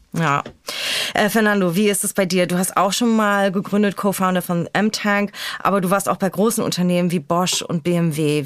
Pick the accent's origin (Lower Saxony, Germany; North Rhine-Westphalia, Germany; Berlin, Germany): Berlin, Germany; born or raised there